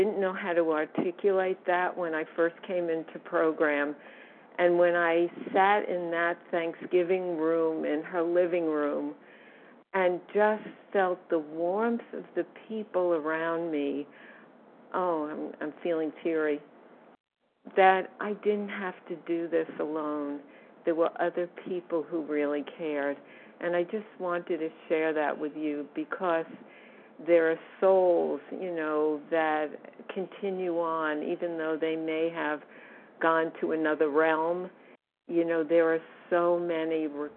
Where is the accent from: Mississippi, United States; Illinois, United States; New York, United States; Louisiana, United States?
New York, United States; New York City; I come from New York City